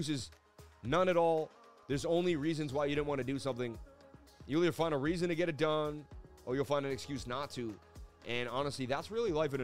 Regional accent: Boston, Massachusetts, United States; being Irish growing up in Boston

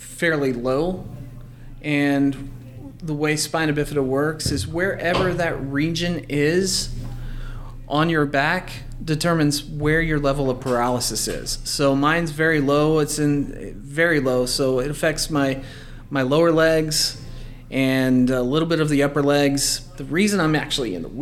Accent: Forney, Texas, United States; also born or lived in Mesquite, Texas; I was raised on the east side of Dallas, in Forney, and I spent the first half of my childhood in Mesquite, and then I moved out to Forney, graduated there

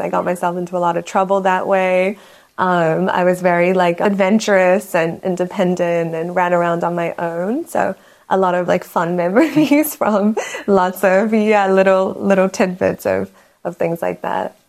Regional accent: New Zealand; also born or lived in Myanmar; I'm from Myanmar originally, from Burma, as some people know it. Um, but I grew up in New Zealand, so spent most of my childhood between the two countries. I moved there when I was like five or six years old

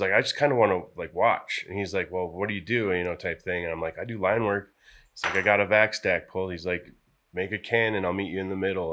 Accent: La Crosse, Wisconsin, United States; moved away as an adult; also born or lived in Colorado; from La Crosse, Wisconsin

